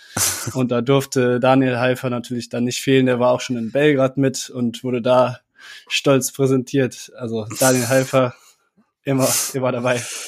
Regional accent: Cologne, North Rhine-Westphalia, Germany; Ich bin äh, kurz vor der Jahrtausendwende geboren hier in Köln

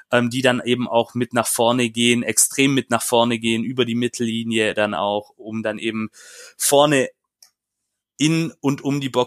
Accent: Stuttgart, Baden-Württemberg, Germany; ich habe da vielleicht auch, auch als Stuttgarter, ähm, der Paul kann gleich auch noch mit einsteigen in diese Debatte, ähm, eine andere Sicht.

